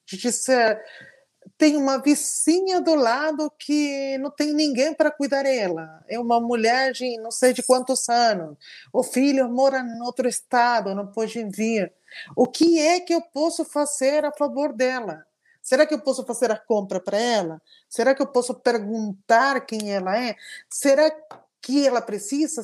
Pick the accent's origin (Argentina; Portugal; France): Argentina; Portuguese is a second language; now in São Paulo, Brazil; eu sou argentina